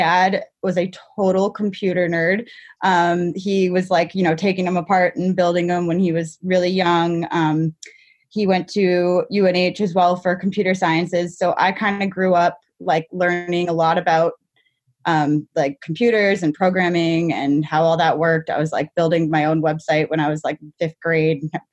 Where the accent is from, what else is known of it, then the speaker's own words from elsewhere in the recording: New Hampshire, United States; I'm from New Hampshire.